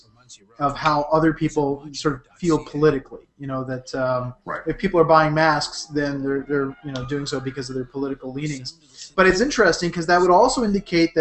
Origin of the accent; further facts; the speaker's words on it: Toronto, Ontario, Canada; Here in Toronto, in the Jane and Finch area, which is where I was born and grew up